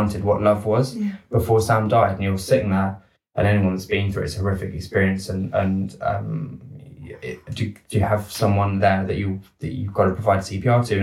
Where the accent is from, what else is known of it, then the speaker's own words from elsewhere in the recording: United Kingdom; as a Brit